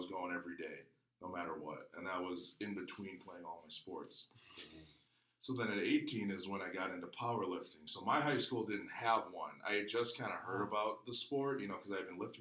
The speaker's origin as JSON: {"language": "English", "town": "Milwaukee", "region": "Wisconsin", "country": "United States", "tie": "born or raised there", "moved": "as an adult", "lives_now": "Oakdale, United States", "said": "born and raised in Milwaukee, Wisconsin"}